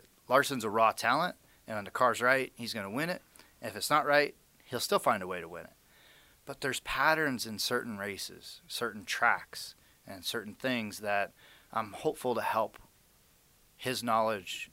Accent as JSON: {"language": "English", "town": "Las Vegas", "region": "Nevada", "country": "United States", "tie": "born or raised there", "said": "my hometown of Las Vegas"}